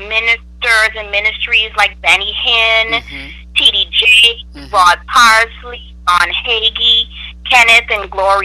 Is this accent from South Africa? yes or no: no; Grand Bahama, Bahamas; moved away; I am originally from the Bahamas, on the island of Grand Bahama